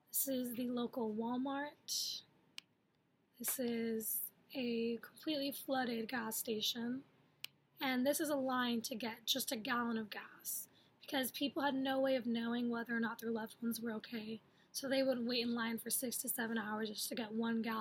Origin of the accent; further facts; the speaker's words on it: Puerto Rico; moved away; they are photos from my hometown